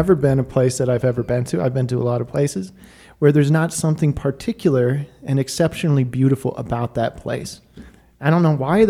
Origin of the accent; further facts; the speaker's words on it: Golden Valley, Minnesota, United States; moved away; I was born in Golden Valley, Minneapolis, so I say Minneapolis, St. Paul.